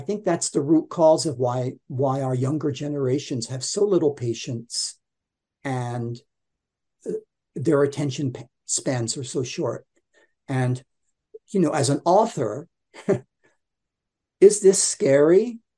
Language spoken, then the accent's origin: English; Baltimore, Maryland, United States; And as a result of that, I didn't have a Baltimore accent. Because growing up in Baltimore, I mean, it was almost like having a Cockney accent in the UK.